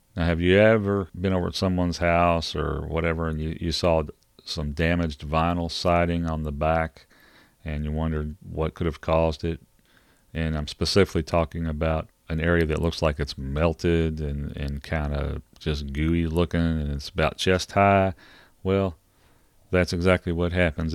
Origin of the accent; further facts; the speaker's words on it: Kentucky, United States; I'm from Kentucky